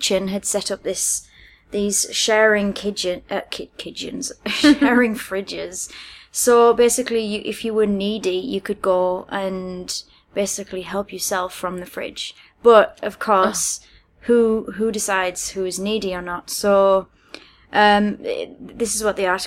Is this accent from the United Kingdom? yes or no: yes; United Kingdom; moved away as an adult; now in China; I'm from the UK